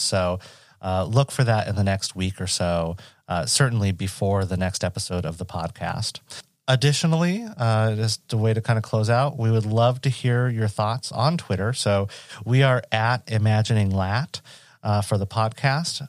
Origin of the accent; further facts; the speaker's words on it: Western Washington State, United States; I grew up in Western Washington State